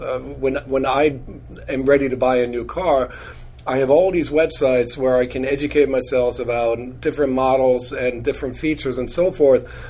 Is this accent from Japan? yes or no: no; Munich, Bavaria, Germany; now in United States; born and raised in in Munich, Germany, in in the 70s and the 80s.